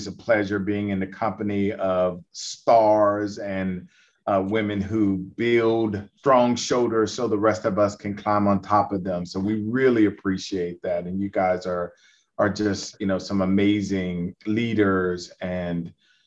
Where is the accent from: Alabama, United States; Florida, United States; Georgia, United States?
Alabama, United States; Talladega; moved away as an adult; also born or lived in Virginia; I'm from Talladega, Alabama, and stayed in Virginia